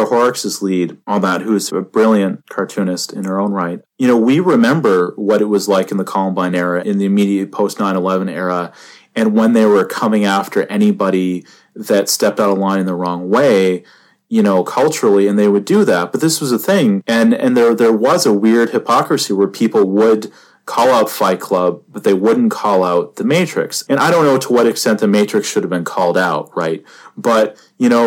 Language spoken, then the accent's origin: English; Canada; I was growing up in Canada